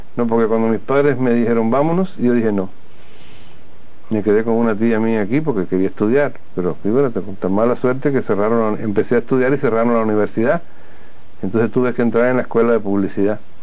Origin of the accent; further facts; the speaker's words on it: Cuba; nosotros los cubanos